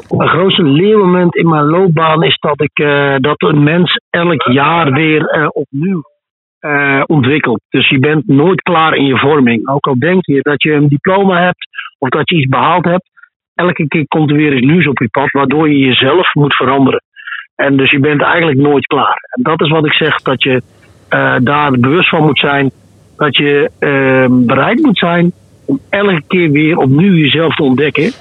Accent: Netherlands; in wat voor paradijs wij als Nederlanders leven

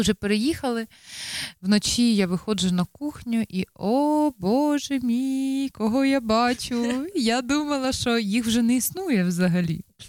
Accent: Ukraine; now in Netherlands; ми також з України

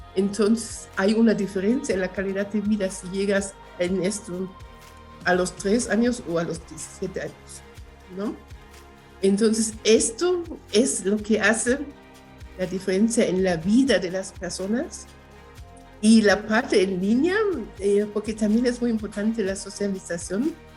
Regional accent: Germany; Spanish is a second language; moved away as an adult; also born or lived in Guatemala / Chiapas, Mexico; now in Mexico City, Mexico; de Alemania porque de allí soy, nací en Alemania. Llevo más, bueno, este año voy a cumplir 42 años aquí de este lado

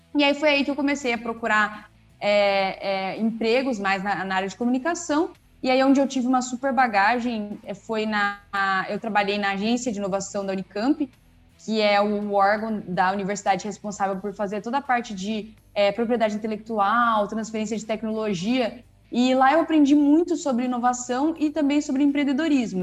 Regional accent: Campinas, São Paulo, Brazil; also born or lived in Bauru; eu voltei para Campinas, que é a cidade de onde, de onde eu sou, né, e onde eu trabalho hoje

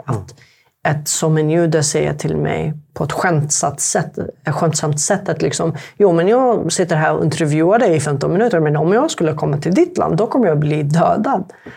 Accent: Sanaa, Amanat Al Asimah, Yemen; first language Arabic; Swedish is a second language; moved away as an adult; also born or lived in Halmstad, Sweden; now in Sweden; Jag kommer egentligen från Jemen

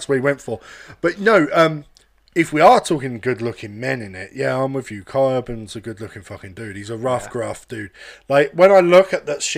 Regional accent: London, United Kingdom; I'm from London

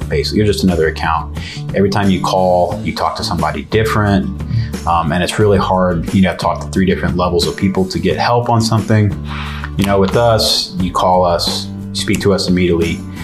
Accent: San Antonio, Texas, United States; born and raised

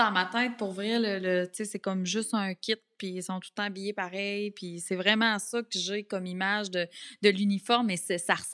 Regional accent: La Malbaie, Quebec, Canada; moved away; je viens de Charlevoix. Là-bas, il n'y a pas de collège privé ben, dans, du coin de la Malbaie.

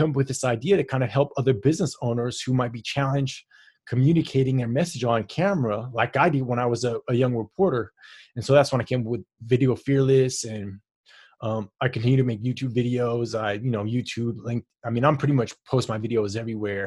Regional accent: East Palo Alto, California, United States; I'm from East Palo Alto, California

